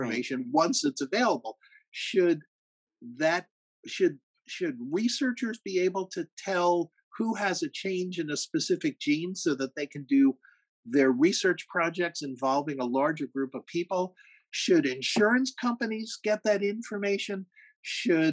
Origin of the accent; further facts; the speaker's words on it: Rockland County, New York, United States; I grew up in Rockland County.